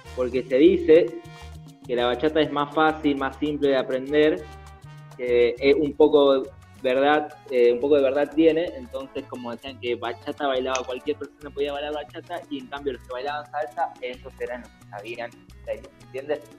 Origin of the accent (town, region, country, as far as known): Argentina